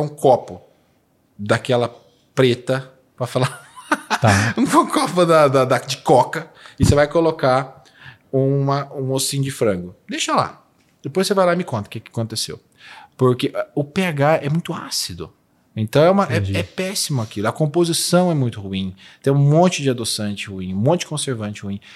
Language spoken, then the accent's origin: Portuguese; Poços de Caldas, Minas Gerais, Brazil; moved away; also born or lived in Alfenas; Eu nasci em Posto de Caldas. Eu sou de Minas